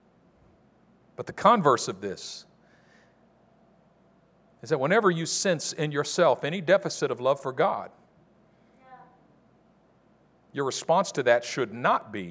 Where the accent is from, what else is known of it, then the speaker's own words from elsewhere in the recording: Oakland, California, United States; I'm from East Oakland.